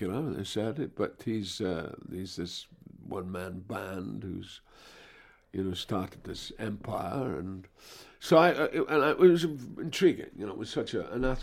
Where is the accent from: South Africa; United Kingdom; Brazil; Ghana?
United Kingdom; Dundee, Scotland; born or raised there; moved away as an adult